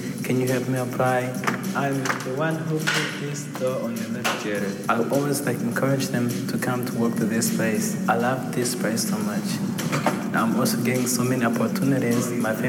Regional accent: Rwanda; now in Louisville, United States; I'm from Rwanda. I was born there.

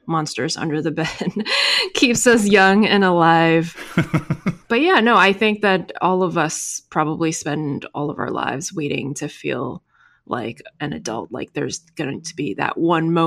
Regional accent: New York, United States; first language Chinese; English is a second language; also born or lived in China; I moved to New York at age 7. So in second grade, my school was in Chinatown

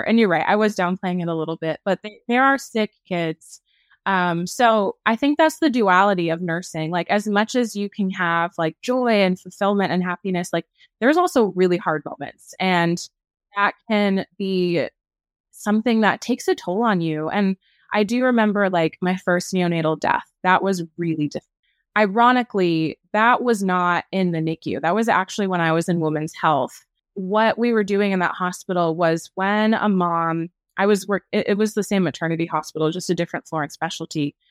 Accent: New England, United States; moved away; I'm formerly from New England

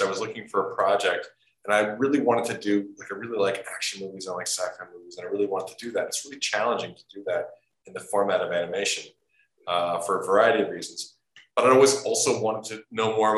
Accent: Portland, Oregon, United States; moved away as an adult; I grew up in Portland, Oregon

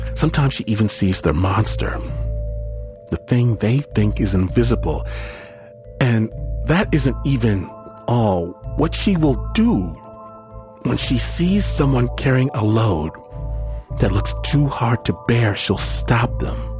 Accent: United States; because I'm American

